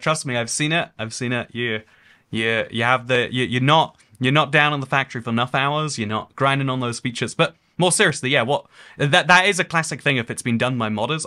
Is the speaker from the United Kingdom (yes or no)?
yes; England, United Kingdom; I'm from England, but also the U K, but also Europe as a continent.